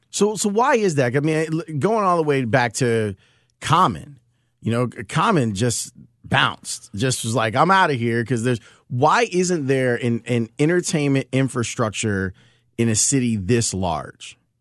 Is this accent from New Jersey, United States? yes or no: no; Chicago, Illinois, United States; also born or lived in Homewood, Illinois; We grew up in Roseland over 100, 111th and Halsted